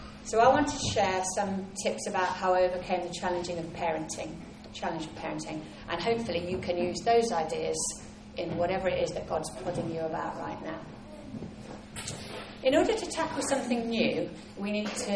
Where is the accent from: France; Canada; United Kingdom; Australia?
United Kingdom; England; I'm English and we never show off